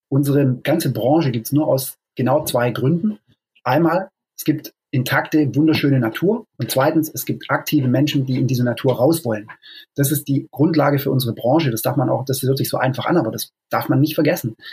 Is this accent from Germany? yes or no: yes; Stuttgart, Baden-Württemberg, Germany; moved away as an adult; also born or lived in Lake District, England; now in England, United Kingdom; Ich bin ursprünglich aus Stuttgart